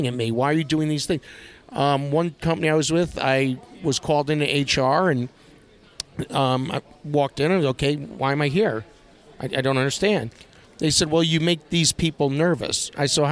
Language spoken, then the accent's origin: English; New York, United States; moved away as an adult; Born and raised in New York